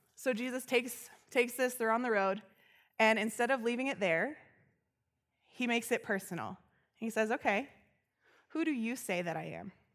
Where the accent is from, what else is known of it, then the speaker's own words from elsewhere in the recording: Loveland, Colorado, United States; I grew up here in Loveland